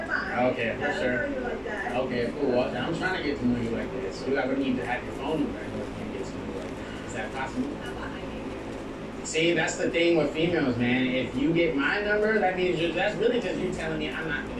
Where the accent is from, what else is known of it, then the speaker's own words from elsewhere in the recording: Italy; I'm from Italy.